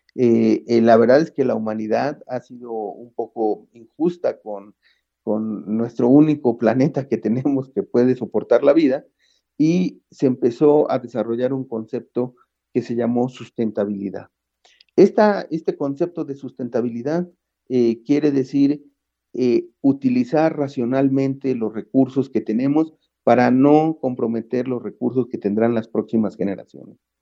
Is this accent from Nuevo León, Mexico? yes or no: no; Mexico City, Mexico; also born or lived in London, United Kingdom / Sheffield, United Kingdom; De aquí soy, de Xochimilco, de la Ciudad de México